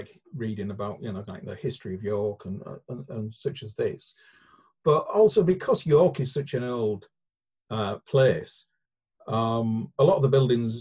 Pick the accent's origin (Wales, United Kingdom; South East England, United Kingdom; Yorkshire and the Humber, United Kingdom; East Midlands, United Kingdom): Yorkshire and the Humber, United Kingdom; Hull; moved away; I come from Hull, which is only, you know, sort of like 30 minutes down the road kind of thing